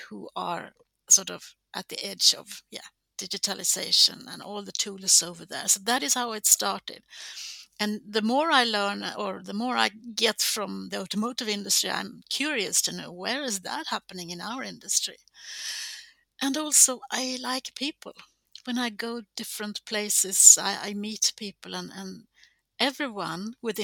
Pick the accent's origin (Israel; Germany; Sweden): Sweden; Gothenburg, Västra Götaland; born or raised there